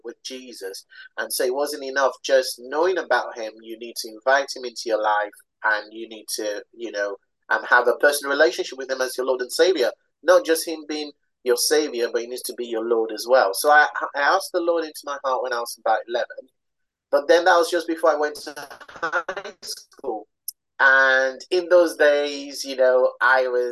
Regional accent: Nigeria; also born or lived in London; I was born in London to Nigerian parents

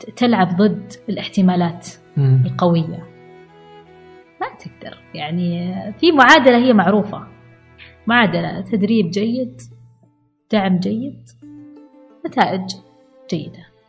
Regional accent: Al-Ahsa, Eastern Province, Saudi Arabia; انا بنت الاحساء

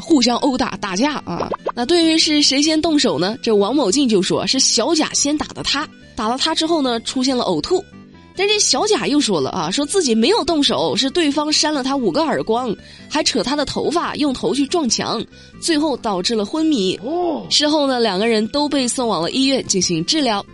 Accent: southern China, China; 作为一个南方人

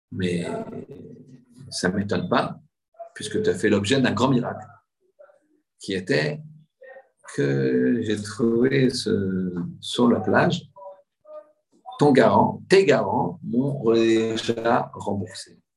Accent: Marseille, Provence-Alpes-Côte d'Azur, France; vous savez que je viens de Marseille.

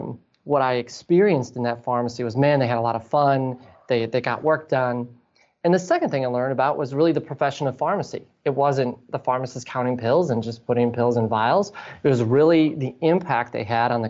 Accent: Green Bay, Wisconsin, United States; growing up in Green Bay, everything's within a few miles of Lambeau Field

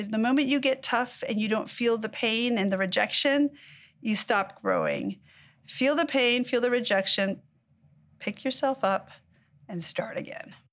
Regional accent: Mexico; now in United States; I was born in Mexico, I moved to the United States

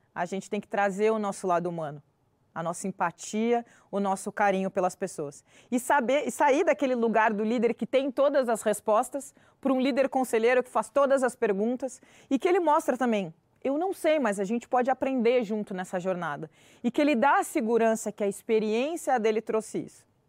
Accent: Pelotas, Rio Grande do Sul, Brazil; eu sou pelotense, torcedora do Brasil de Pelotas

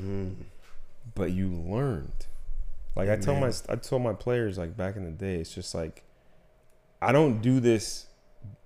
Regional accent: United States; as an American

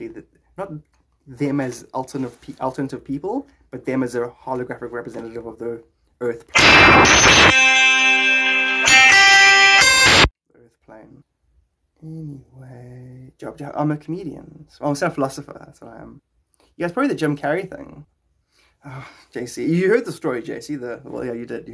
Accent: Cape Town, Western Cape, South Africa; I'm from Cape Town, just like Dylan

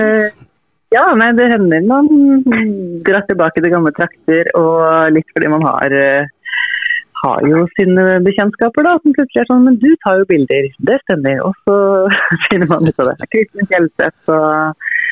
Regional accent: Toten, Innlandet, Norway; moved away; hjemme på Toten hos mine foreldre

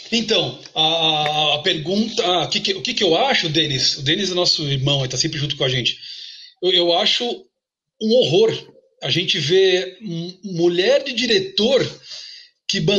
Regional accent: São Paulo, Brazil; born there; eu, eu, nasci na Vila Sabarbosa. É, é uma vilinha residencial. Eu sempre falo, é quase é uma província, uma, uma aldeia ali na no cruzamento da Avenida do Estado com a Cruzeiro do Sul, região da Luz ali

